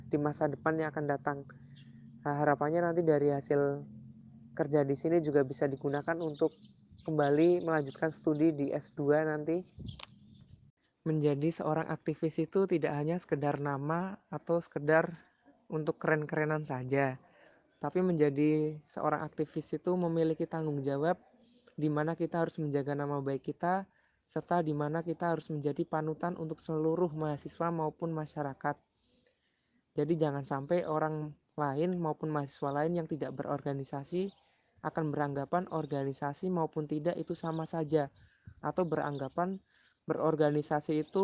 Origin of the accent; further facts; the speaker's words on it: Pemalang, Central Java, Indonesia; Saya berasal dari Pemalang, Jawa Tengah, dan sekarang kerja di Kalimantan Tengah sebagai pendidik di sekolah milik perusahaan.